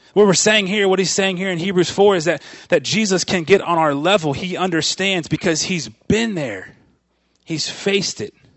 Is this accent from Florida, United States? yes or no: yes; Florida, United States; I grew up in Florida. I grew up on the, on the, uh, on the Atlantic Ocean side of Florida. over there, right, you know, about an hour south of Orlando